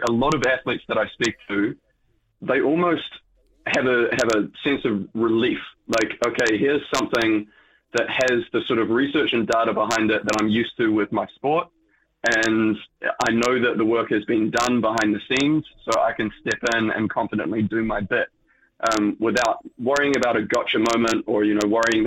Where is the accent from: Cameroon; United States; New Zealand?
New Zealand; Being a Kiwi